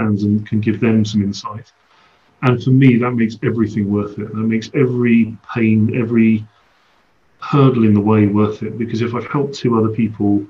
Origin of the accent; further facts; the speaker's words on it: London, United Kingdom; moved away; I went to London. It was the first time in effectively my hometown as myself